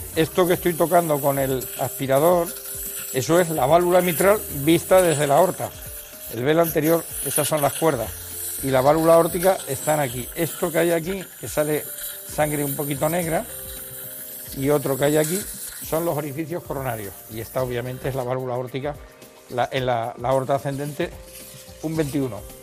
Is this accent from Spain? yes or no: yes; Canary Islands, Spain; moved away; yo que soy canario de nacimiento